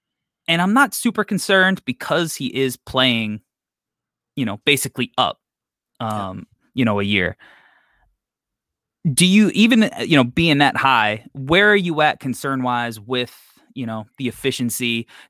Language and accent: English; New York, United States; I'm from New York.